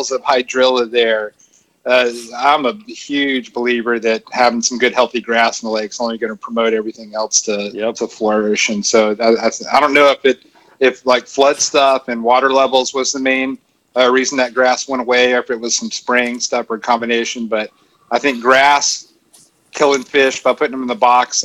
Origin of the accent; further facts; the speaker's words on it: Florence, Alabama, United States; I'm from Florence, Alabama